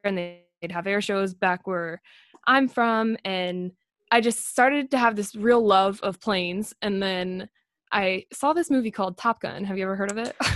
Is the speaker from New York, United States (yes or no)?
no; Las Vegas, Nevada, United States; moved away; I grew up in Las Vegas, which is right next to an Air Force base